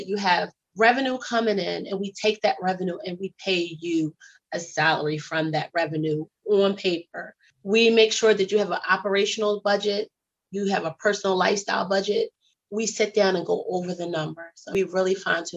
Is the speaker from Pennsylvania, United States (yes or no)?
yes; Philadelphia, Pennsylvania, United States; I'm originally from Philly. Yeah, I'm from Philadelphia